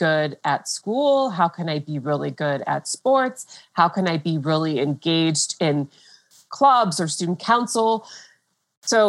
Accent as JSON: {"language": "English", "town": "Fort Collins", "region": "Colorado", "country": "United States", "tie": "born or raised there", "said": "I grew up in Fort Collins, Colorado, which is in the northern part of Colorado"}